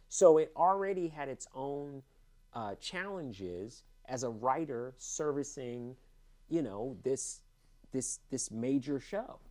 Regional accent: Los Angeles, California, United States; also born or lived in Cupertino, California; I went to UCLA. I grew up in Los Angeles

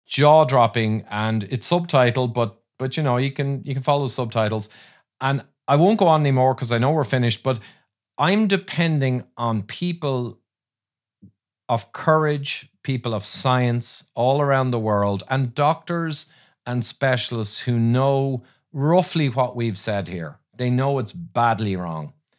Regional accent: Ireland; I'm fighting Irish

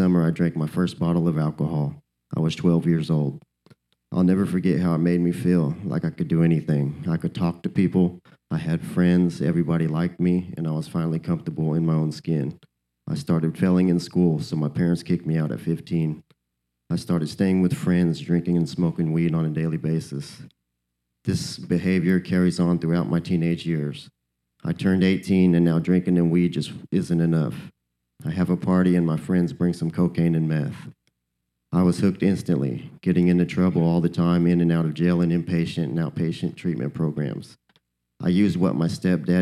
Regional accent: Wichita, Kansas, United States; I'm from Wichita, Kansas

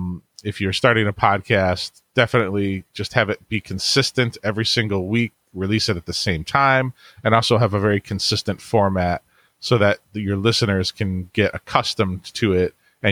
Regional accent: Cleveland, Ohio, United States; I'm from Cleveland, Ohio, and I have a family

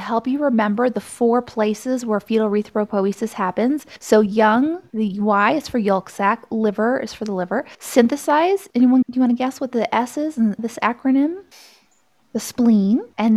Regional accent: Austin, Texas, United States; now in Colorado, United States; I'm from Austin.

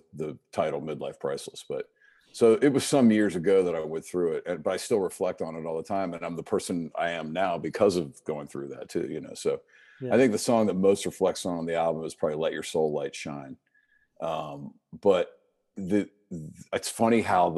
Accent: right outside Washington D.C., Maryland, United States; moved away as an adult; now in Charleston, United States; I grew up in Maryland, and right outside Washington D.C.

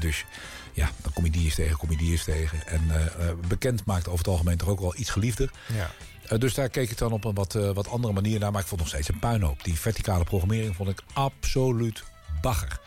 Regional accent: The Hague, South Holland, Netherlands; Ik kom uit Den Haag, om Scheveningen

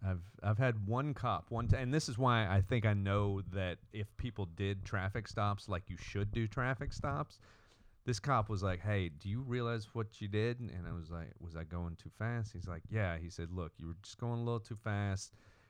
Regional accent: Texas, United States; I'm not. I'm just from Texas.

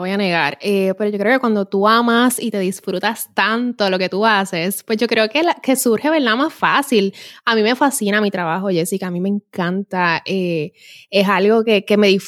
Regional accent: Puerto Rico; Como personas, como puertorriqueños y nos hace valorar tanto lo, que tenemos en la isla que es increíble.

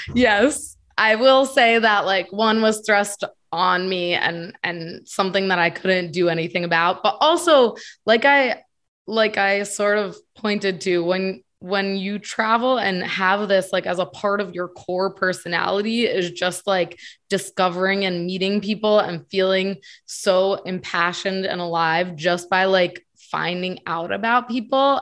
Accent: Connecticut, United States; moved away as an adult; also born or lived in Virginia; I'm from Connecticut, born and raised

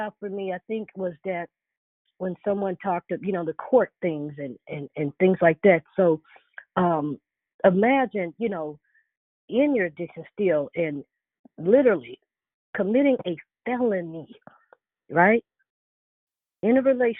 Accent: Chicago, Illinois, United States; moved away; I'm also from Chicago too.

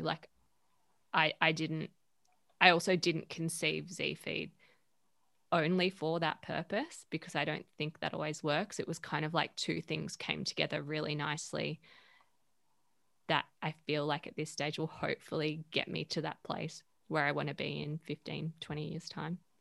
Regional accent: Perth, Western Australia, Australia; moved away as an adult; now in Sydney, Australia; I'm originally from Perth.

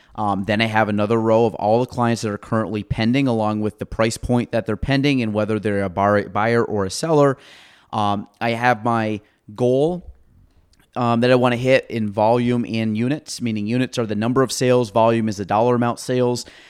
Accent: Chazy, New York, United States; moved away as an adult; now in Plattsburgh area, United States; I was from Shazy.

